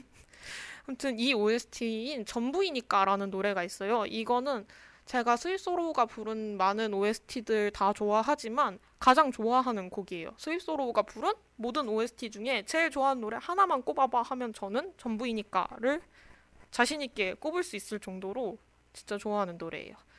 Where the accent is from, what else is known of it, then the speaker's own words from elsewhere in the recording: Daejeon, South Korea; moved away as an adult; also born or lived in Seoul; 저는 이제 대전 사람인데